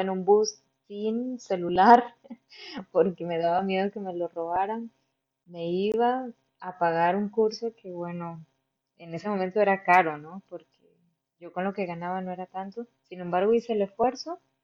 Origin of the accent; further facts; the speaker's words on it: Barinas, Venezuela; moved away as an adult; also born or lived in Mérida, Venezuela / Valencia, Venezuela; now in Hamburg, Germany; De Venezuela yo vengo de Barinas, una ciudad pequeñita al occidente del país